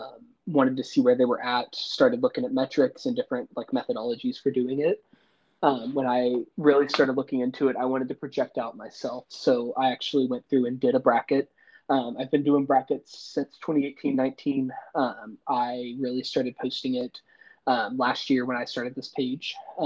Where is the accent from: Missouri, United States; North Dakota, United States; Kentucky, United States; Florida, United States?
Kentucky, United States; Eastern; moved away as an adult; now in Covington, United States; I currently live in Covington, Kentucky. I grew up in Eastern Kentucky.